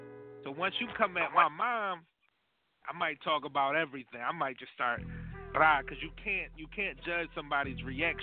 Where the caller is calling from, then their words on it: Philadelphia, Pennsylvania, United States; I'm calling from South Philly. Y'all already know, man. 24th Street, South Philly in the building always.